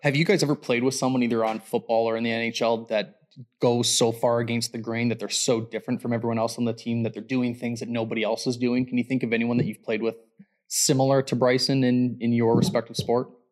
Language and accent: English; Canada